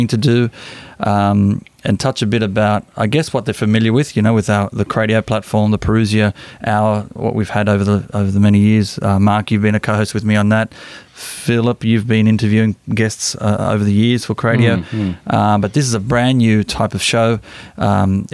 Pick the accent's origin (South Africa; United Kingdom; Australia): Australia; Sydney, New South Wales; born and raised in Sydney, and I've grew up as a Catholic